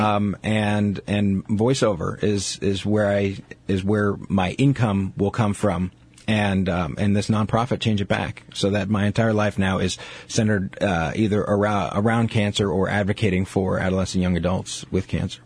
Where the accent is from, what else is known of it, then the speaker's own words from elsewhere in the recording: New York City, New York, United States; moved away as an adult; now in Seattle, United States; being a New Yorker